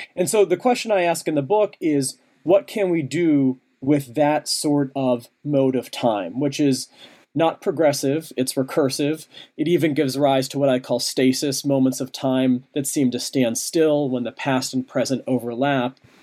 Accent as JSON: {"language": "English", "town": "Pittsburgh", "region": "Pennsylvania", "country": "United States", "tie": "born or raised there", "moved": "yes", "said": "Pittsburgh, my hometown"}